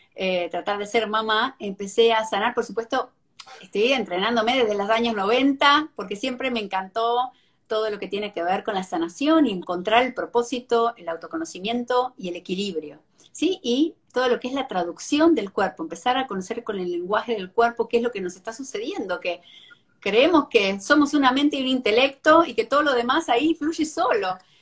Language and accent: Spanish; Argentina; moved away as an adult; now in Miami, United States; soy argentina, pero me mudé acá hace más de 17 años.